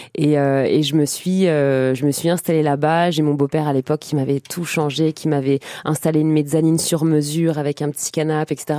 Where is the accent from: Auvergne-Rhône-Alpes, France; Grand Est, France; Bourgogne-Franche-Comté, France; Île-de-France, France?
Île-de-France, France; Trappes; moved away as an adult; also born or lived in Montigny-le-Bretonneux / Plaisir; now in Paris, France; je suis né dans le 78 à Trappes. Et après, jusqu'à mes 18, 19 ans, 18 ans, âge, à laquelle j'ai, euh, âge auquel j'ai déménagé à Paris. Avant, j'ai fait tout le 78